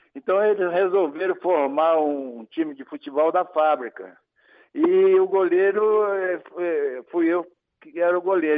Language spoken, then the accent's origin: Portuguese; Alfenas, Minas Gerais, Brazil; moved away as an adult; also born or lived in Rio de Janeiro; now in Guapimirim, Brazil; eu vim lá de Alfena, no sul de Minas.